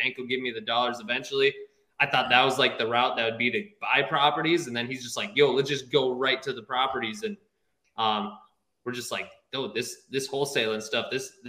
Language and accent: English; Minnesota, United States; moved away as an adult; also born or lived in Fargo, North Dakota; now in Arizona, United States; we grew up in Minnesota, but then I was going to college in like Fargo, North Dakota.